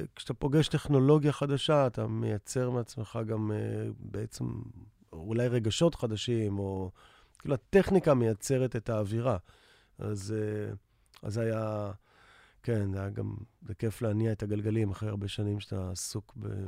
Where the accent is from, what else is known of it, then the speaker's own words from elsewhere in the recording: Tel Aviv, Tel Aviv District, Israel; also born or lived in New York; אני תל אביבי כל חיי, למעט איזה שנתיים בניו יורק